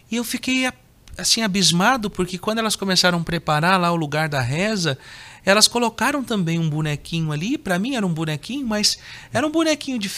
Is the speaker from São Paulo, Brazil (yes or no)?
yes; São Paulo, Brazil; born there; Eu nasci em São Paulo, capital, dia 9 de outubro de 85.